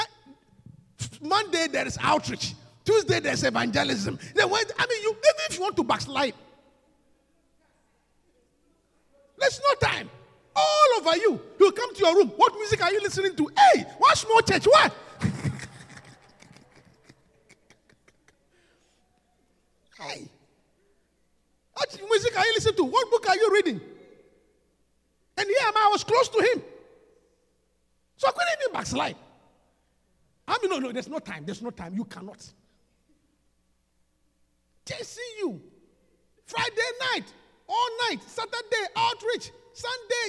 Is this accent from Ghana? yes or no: yes; Ghana; moved away as an adult; also born or lived in London, United Kingdom; coming from Africa where alcohol is very expensive